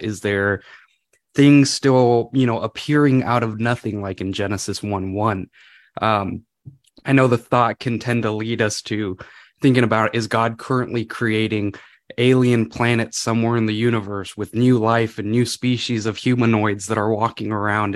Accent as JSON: {"language": "English", "region": "California", "country": "United States", "moved": "as an adult", "lives_now": "Washington, United States", "said": "I'm from California originally."}